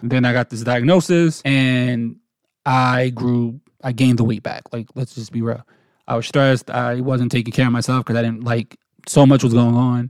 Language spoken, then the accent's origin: English; New Jersey, United States; moved away as an adult; now in North Carolina, United States; we were born and raised in New Jersey